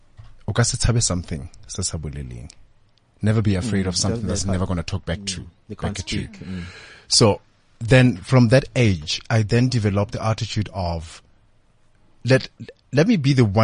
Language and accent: English; Limpopo, South Africa; you know, I'm doing my honors. I'm from Limpopo.